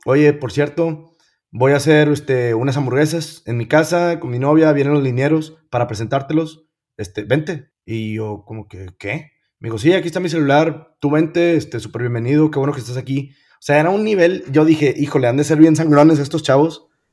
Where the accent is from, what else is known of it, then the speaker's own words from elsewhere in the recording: Monterrey, Nuevo León, Mexico; also born or lived in United States; soy, soy bien orgulloso, regio, bien orgulloso